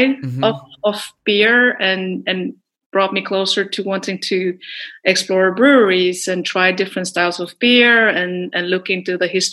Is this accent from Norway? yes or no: yes; Telemark, Norway; I grew up in Telemark, which is like the countryside, middle of fucking nowhere in Norway